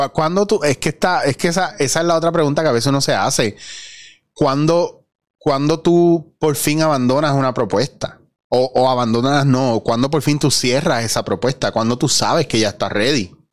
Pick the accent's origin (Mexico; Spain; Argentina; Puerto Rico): Puerto Rico; Como puertorriqueño, como persona normal en la calle